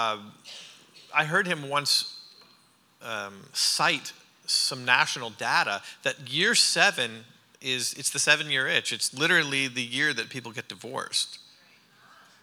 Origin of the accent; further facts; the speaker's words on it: Harriston, Ontario, Canada; moved away as an adult; also born or lived in New York / California; now in Franklin, United States; I'm Canadian. I'm from Ontario. My parents pastor a church about this size in an agricultural community called Harrison. There's about 1,800 people in our town